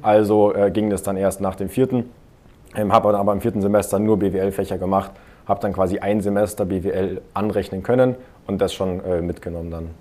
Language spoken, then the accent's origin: German; near Munich, Bavaria, Germany; now in Augsburg, Germany; meine Heimatstadt ist ein bisschen in der Nähe von München